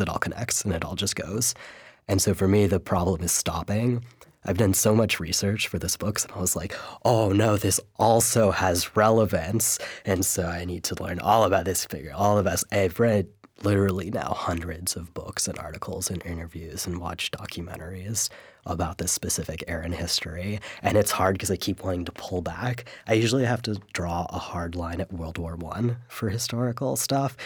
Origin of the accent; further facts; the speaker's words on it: San Francisco Bay Area, California, United States; I grew up in the San Francisco Bay Area